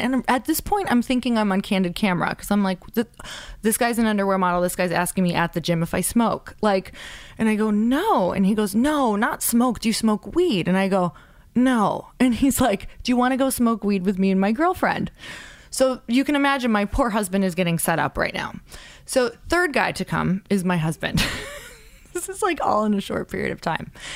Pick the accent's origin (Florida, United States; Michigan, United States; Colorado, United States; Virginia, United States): Michigan, United States; Upper; I'm from a really small town in Upper Michigan